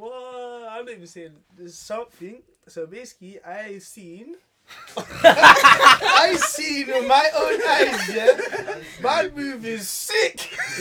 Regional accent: United Kingdom; I'm from the UK.

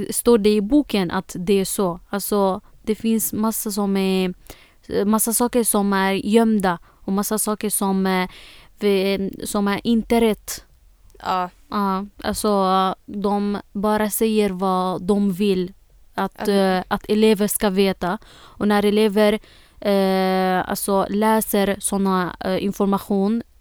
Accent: Syria; Swedish is a second language; now in Sweden; jag flyttade från Syrien till, här, till eh, Sverige.

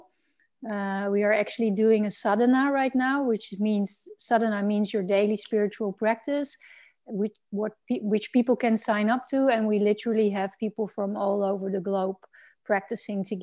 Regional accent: Netherlands; I'm from the Netherlands

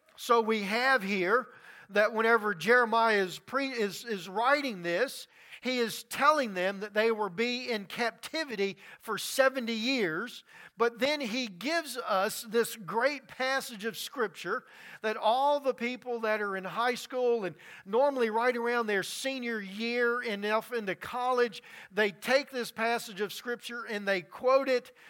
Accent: Louisiana, United States; moved away; Growing up in Louisiana, I have seen many storms and many floods come through

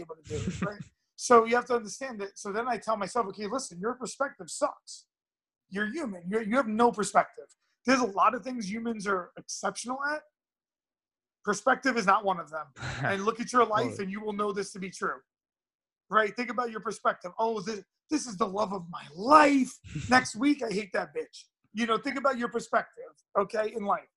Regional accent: New York City, New York, United States; I'm from Brooklyn. Yeah, I'm from Brooklyn.

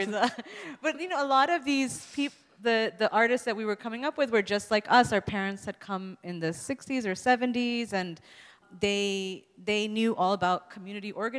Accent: New York City, New York, United States; we're growing up in New York City

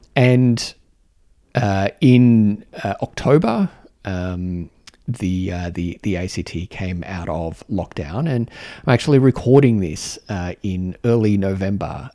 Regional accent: Canberra, Australian Capital Territory, Australia; my home, my home city, um, where I knew how things worked.

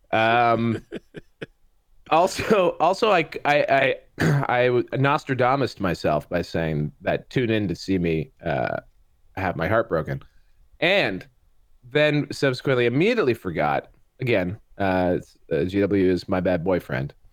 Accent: Canada; I'm from Canada.

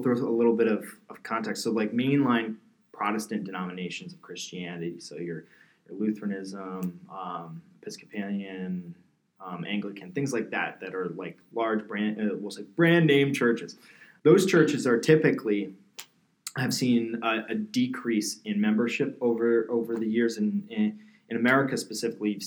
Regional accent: New Jersey, United States; I'm from New Jersey and my town was like pretty much Italian and Irish Catholic

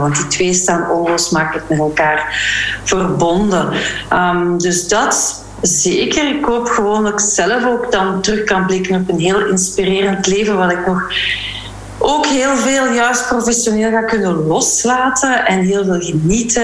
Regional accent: Flanders, Belgium; moved away as an adult; also born or lived in Leuven / Walloon Brabant; now in Brussels, Belgium; ik ben opgegroeid in Vlaanderen

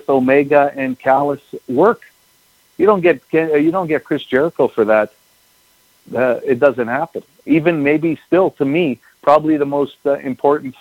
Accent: Winnipeg, Manitoba, Canada; I grew up in Winnipeg, I spent my entire life here.

